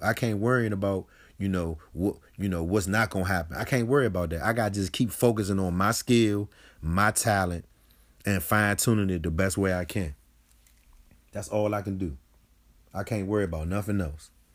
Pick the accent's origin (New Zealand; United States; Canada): United States; Washington, District of Columbia; I grew up on Sixth Street Southeast, Ward A D C